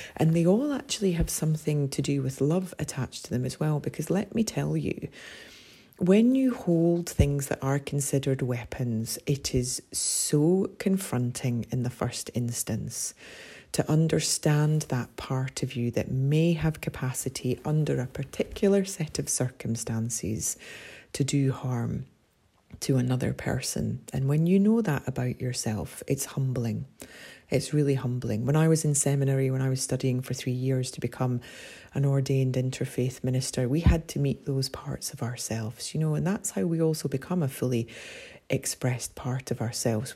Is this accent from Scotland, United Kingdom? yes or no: yes; Scotland, United Kingdom; as a Scot and a Celt